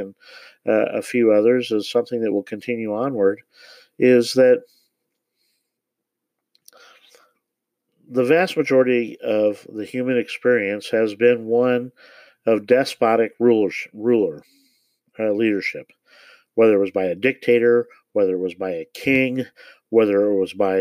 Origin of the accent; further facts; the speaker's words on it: Parkville, Missouri, United States; I grew up in Parkville in the Kansas City area